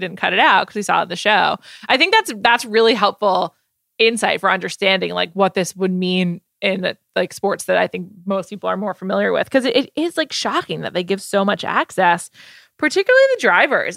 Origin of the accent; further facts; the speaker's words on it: United States; as an American